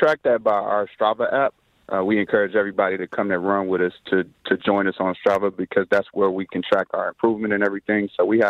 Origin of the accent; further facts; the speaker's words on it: Detroit, Michigan, United States; also born or lived in Tennessee; So born and raised in Detroit, graduated from North Western High School, then on to Tennessee State.